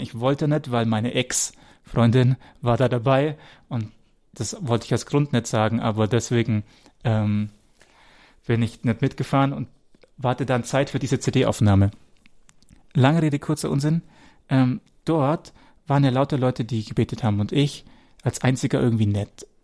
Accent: Wemding, Bavaria, Germany; Wemdings übrigens mein Geburtsort, wo Rainer jetzt gerade wohnt, da bin ich geboren

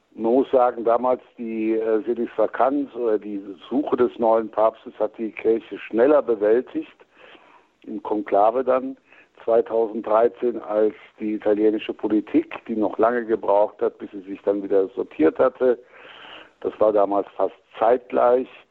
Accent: Cologne, North Rhine-Westphalia, Germany; moved away; mein Naturell als Kölner

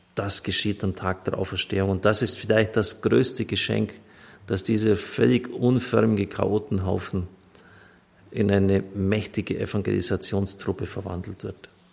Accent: Germany

